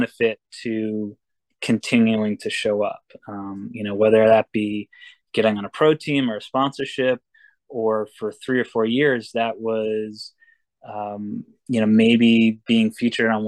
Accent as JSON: {"language": "English", "region": "Vermont", "country": "United States", "tie": "born or raised there", "also_born_or_lived": "Cape Cod, Massachusetts", "moved": "yes", "lives_now": "New Hampshire, United States", "said": "I grew up in Vermont, and I was in Cape, and now I'm up in New Hampshire in the White Mountains"}